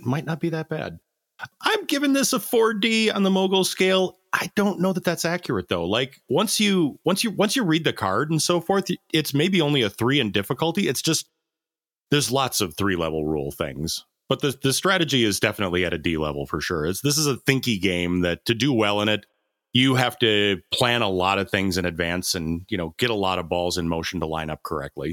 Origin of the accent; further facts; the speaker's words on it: United States; as an American